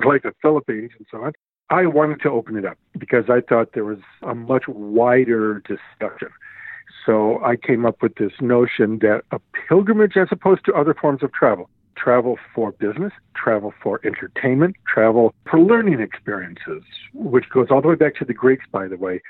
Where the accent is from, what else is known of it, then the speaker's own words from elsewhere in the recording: Detroit, Michigan, United States; As a French Catholic growing up in Detroit